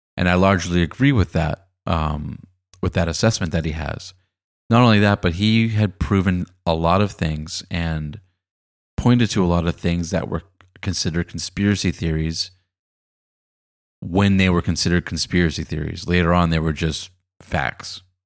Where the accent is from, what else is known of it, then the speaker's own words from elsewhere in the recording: Boston, Massachusetts, United States; moved away as an adult; now in Los Angeles, United States; I was actually doing some student teaching in Boston, my hometown. It was a little bit before I moved to Los Angeles.